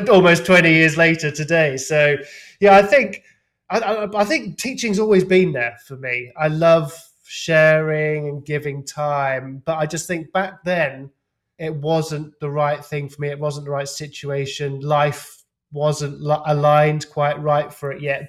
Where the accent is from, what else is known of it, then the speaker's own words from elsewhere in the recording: England, United Kingdom; being an English lout